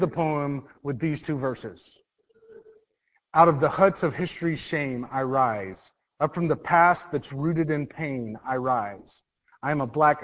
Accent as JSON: {"language": "English", "town": "Mount Dora", "region": "Florida", "country": "United States", "tie": "born or raised there", "said": "I grew up in Mount Dora, Florida"}